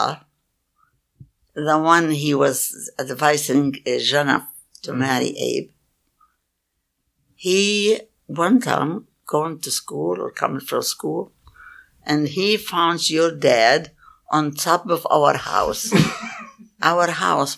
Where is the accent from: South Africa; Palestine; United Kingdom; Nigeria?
Palestine; now in United States; I told her I was Palestinian